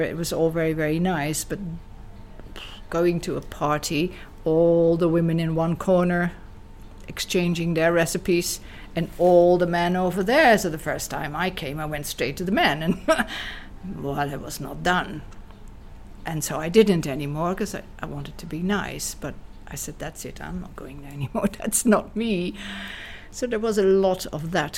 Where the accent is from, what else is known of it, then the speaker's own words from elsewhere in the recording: Amsterdam, Netherlands; moved away as an adult; also born or lived in South Africa; now in Ibiza, Spain; I was never telling anybody that I was from Dutch descent. I always pretended I was British